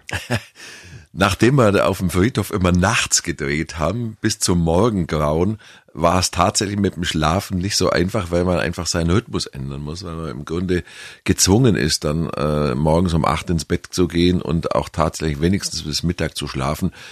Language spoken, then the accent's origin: German; Kempten, Bavaria, Germany; born or raised there; accent: Allgäuerisch